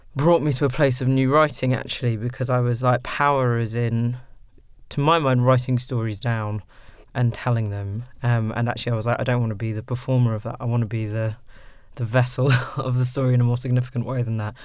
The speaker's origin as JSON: {"language": "English", "country": "Sudan", "tie": "born or raised there", "also_born_or_lived": "London", "first_language": "English", "moved": "yes", "said": "in Sudan, um, you know, Arabic is not my first language. English is."}